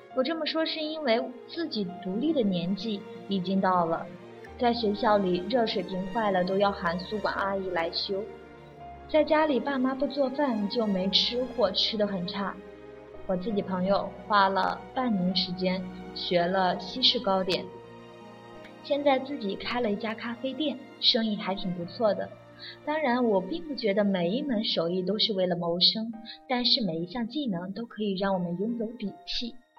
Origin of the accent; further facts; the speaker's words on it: China; 我们中国人吃礼的传统都是有父母教导的